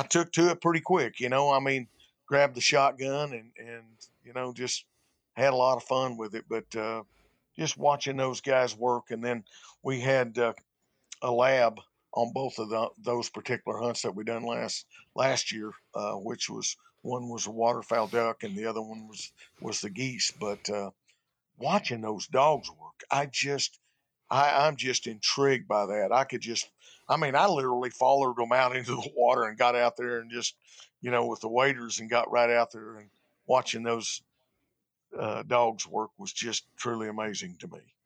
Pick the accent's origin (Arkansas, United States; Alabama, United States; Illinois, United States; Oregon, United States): Arkansas, United States; born or raised there